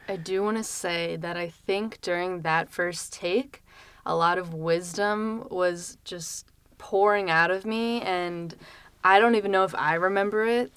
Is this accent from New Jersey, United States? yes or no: no; Lancaster, Pennsylvania, United States; moved away as an adult; now in Philadelphia, United States; I'm from Lancaster, Pennsylvania, um, which is, like, where all the Amish people reside, and so, um, I didn't really like it too much growing up